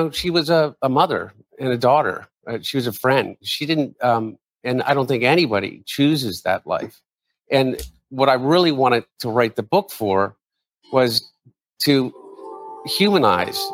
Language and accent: English; Wilmington, Delaware, United States; my brother and I, we grew up in Wilmington